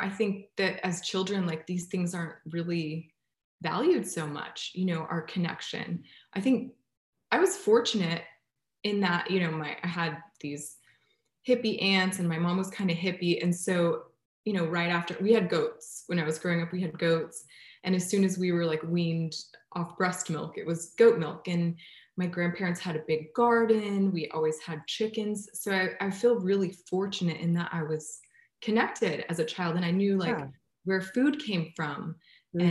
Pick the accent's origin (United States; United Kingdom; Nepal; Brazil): United States; small town outside Austin, Central Texas; I grew up in Central Texas in a small town right outside of Austin.